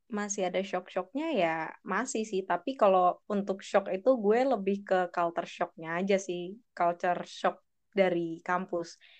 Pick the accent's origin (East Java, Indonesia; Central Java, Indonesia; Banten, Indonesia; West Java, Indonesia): Banten, Indonesia; South Tangerang; aku Umurnya 18 tahun, aku dari Tangerang Selatan, dan aku adalah anak buah dari mentor kakak Rulif.